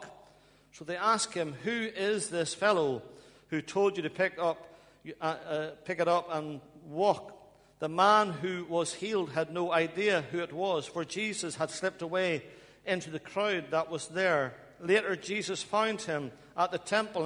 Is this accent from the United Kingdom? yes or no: yes; Ballymena, Northern Ireland, United Kingdom; moved away as an adult; now in Bradford, United Kingdom; I hope you can understand my accent. I'm from Ballymena in Northern Ireland. I've been over here for over 20 years, but I think I still got some accent there